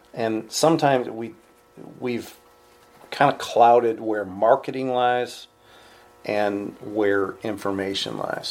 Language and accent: English; New York, United States; I'm from New York